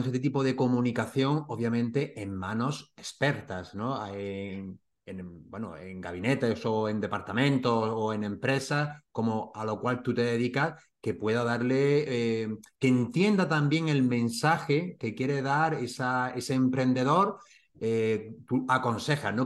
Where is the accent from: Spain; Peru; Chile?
Spain; Granada, Andalusia; mi tierra, de Granada